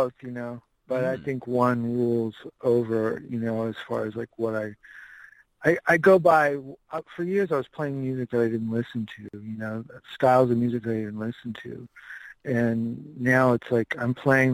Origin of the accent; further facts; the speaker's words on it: Inland Empire, California, United States; also born or lived in Albuquerque, New Mexico; now in Sherman Oaks, United States; I grew up in California, yeah. I grew up in the Inland Empire.